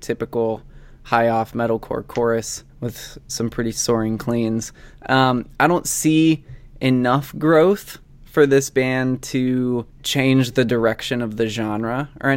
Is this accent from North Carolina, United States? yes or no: no; Indiana, United States; moved away; a town like 10 minutes away from my hometown in the middle of fucking nowhere, Indiana